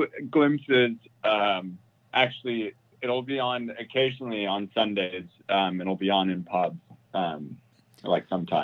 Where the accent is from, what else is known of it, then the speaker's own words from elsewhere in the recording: United States; moved away as an adult; now in United Kingdom; I'm American